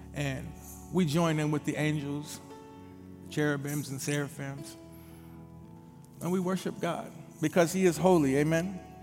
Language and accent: English; Minneapolis, Minnesota, United States; about 12 years old, growing up in the Twin Cities of Minneapolis and St. Paul